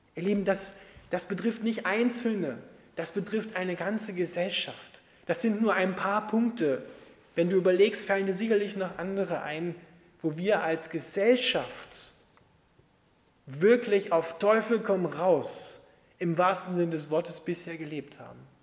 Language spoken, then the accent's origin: German; Austria; bei uns in Österreich